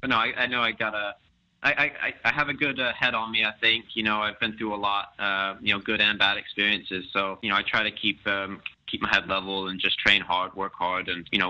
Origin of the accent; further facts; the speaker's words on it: Plano, Texas, United States; Yeah, we grew up together in Plano, Texas, and played together for a number of years with FC Dallas, and even against each other when we were younger.